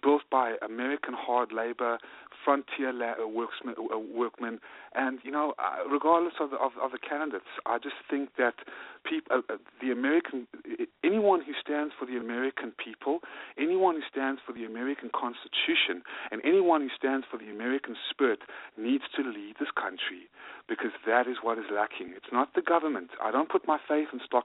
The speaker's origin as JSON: {"language": "English", "country": "South Africa", "moved": "yes", "lives_now": "United States", "said": "Originally from South Africa, and in 1995, I came with my mom and my dad and my sister and my grandmother to form another life"}